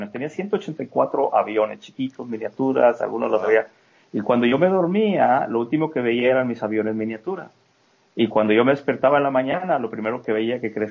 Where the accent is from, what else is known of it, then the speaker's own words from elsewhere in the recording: Mexico; moved away as an adult; now in United States; cuando yo me vine de México a Estados Unidos salí corriendo porque me iban a meter a la cárcel